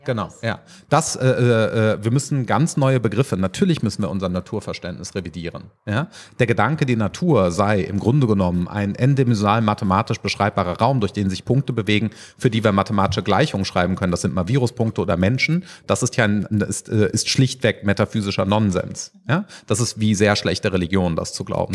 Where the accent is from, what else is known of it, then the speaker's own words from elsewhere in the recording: Rhineland, Germany; als Rheinländer